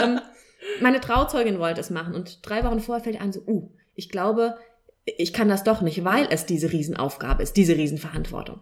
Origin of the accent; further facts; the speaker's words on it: Kelkheim, Hesse, Germany; ich komme aus Kelkheim